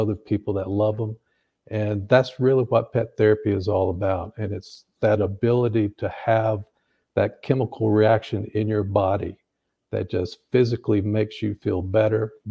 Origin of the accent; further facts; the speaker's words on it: North Carolina, United States; also born or lived in upstate New York; now in Tennessee, United States; growing up, we grew up in North Carolina, out in the country.